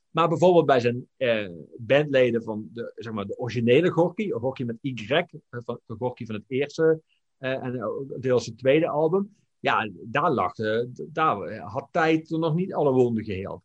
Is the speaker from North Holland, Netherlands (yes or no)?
no; Limburg, Netherlands; ik kom dan weliswaar uit Limburg